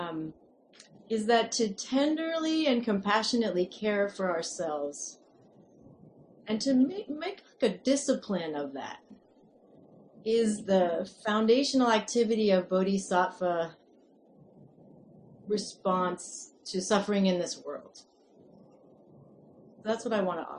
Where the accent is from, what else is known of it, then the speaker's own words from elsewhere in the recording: the Northeast, New England, United States; now in California, United States; I am American, I grew up in the Northeast